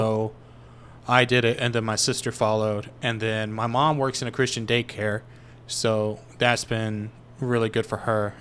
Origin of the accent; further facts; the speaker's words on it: Tupelo, Mississippi, United States; I grew up in Mississippi